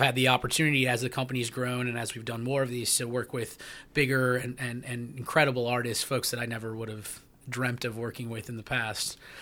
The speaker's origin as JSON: {"language": "English", "town": "Minneapolis", "region": "Minnesota", "country": "United States", "tie": "born or raised there", "said": "my hometown of Minneapolis"}